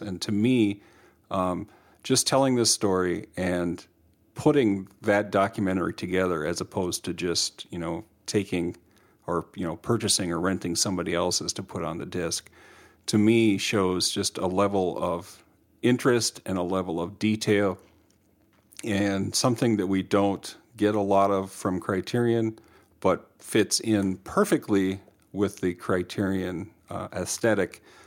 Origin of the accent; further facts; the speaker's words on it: Minnesota, United States; us being Minnesotan